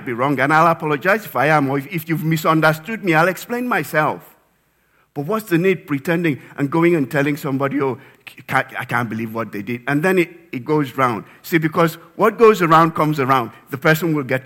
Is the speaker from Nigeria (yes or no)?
yes; Nigeria; moved away; back in my home country, Nigeria